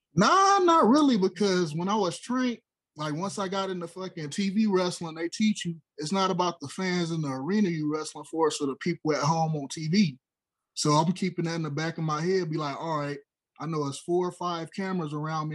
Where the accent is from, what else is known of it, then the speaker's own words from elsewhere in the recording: Los Angeles, California, United States; I'm from South Central